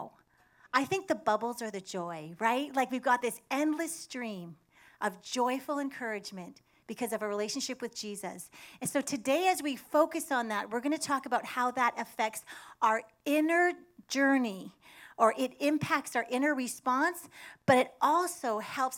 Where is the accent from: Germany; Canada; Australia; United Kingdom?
Canada; now in United States; I'm from Canada. I love my country.